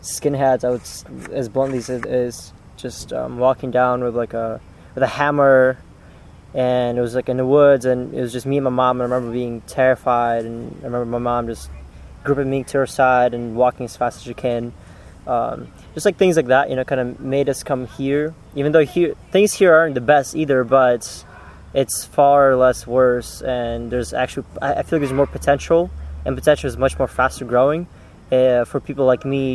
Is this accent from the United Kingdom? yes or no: no; Uzbekistan; moved away as an adult; also born or lived in St. Petersburg, Russia; now in Minnesota, United States; I was born in St. Petersburg, Russia, and then I moved with my mom to Uzbekistan, to a small village, actually.